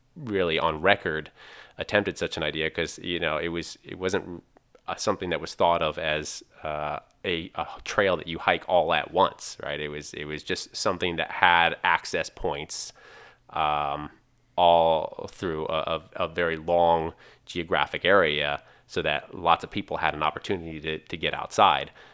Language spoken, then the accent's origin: English; Pennsylvania, United States; I come from Pennsylvania